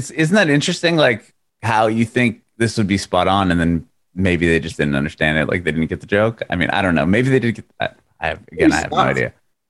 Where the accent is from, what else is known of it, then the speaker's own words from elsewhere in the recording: Poway, California, United States; also born or lived in Rancho Bernardo; now in Nashville, United States; I grew up just east of there. I actually grew up in, speaking of … I grew up in Poway.